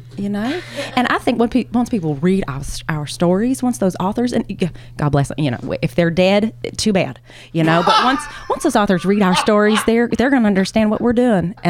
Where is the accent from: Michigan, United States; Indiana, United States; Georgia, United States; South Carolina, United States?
Georgia, United States; I'm from Georgia.